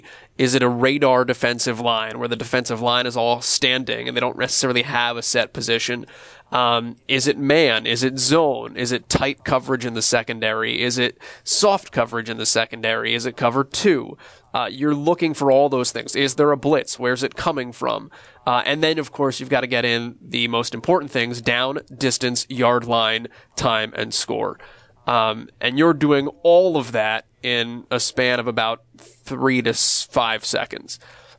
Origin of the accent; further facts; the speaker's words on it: Northeast, United States; I've been fortunate that I grew up in the Northeast. I'm an East Coast guy